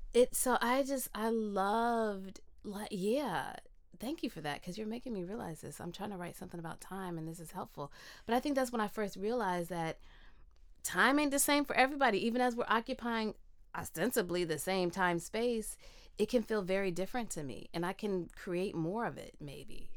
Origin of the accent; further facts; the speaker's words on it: Midwest, United States; moved away; I grew up in the Midwest